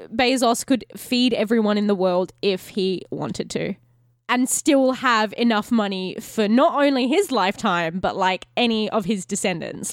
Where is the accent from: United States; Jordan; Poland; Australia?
Australia; as an Australian because like most Australians, we have like a majority middle class